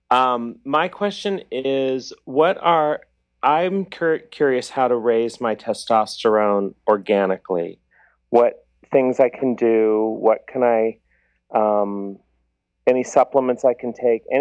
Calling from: Los Angeles, California, United States

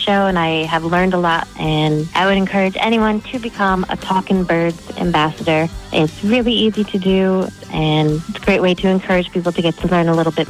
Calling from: Monterey Bay, California, United States; I'm calling from Monterey Bay.

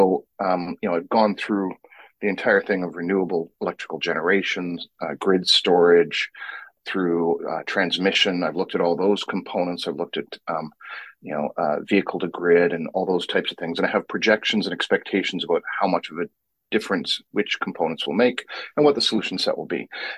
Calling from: Vancouver, British Columbia, Canada; Vancouver, British Columbia, which has actually managed to find fall, and it actually goes straight into winter.

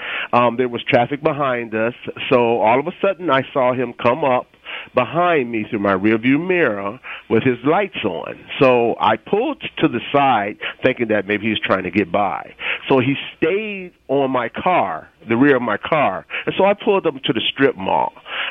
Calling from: San Jose, California, United States; Why I'm calling is I'm calling from San Jose.

